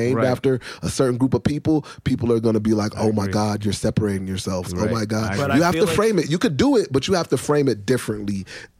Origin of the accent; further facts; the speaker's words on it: Chicago, Illinois, United States; I've been cooking. I'm from Chicago, man.